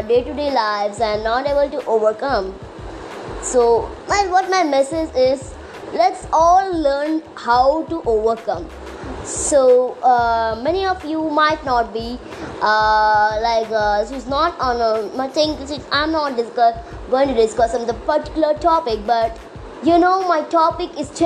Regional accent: Visakhapatnam area, Andhra Pradesh, India; I'm from Andhra Pradesh, from Visakhapatnam side, not from Visakhapatnam.

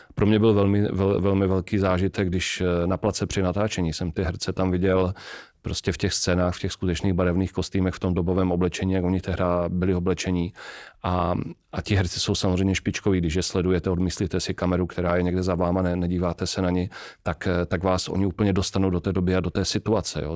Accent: Czechia; my jako Češi

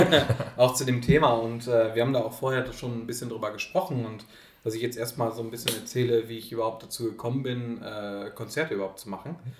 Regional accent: Oelde, North Rhine-Westphalia, Germany; in der Alten Post in Oelde, in meiner Heimatstadt

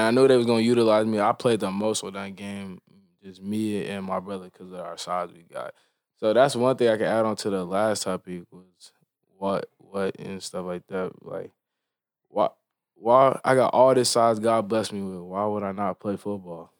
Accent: Frisco, Texas, United States; growing up in Frisco

